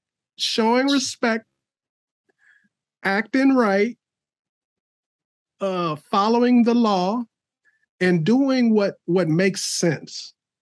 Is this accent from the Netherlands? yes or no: no; Chicago, Illinois, United States; now in Palmer, United States; I grew up in Chicago.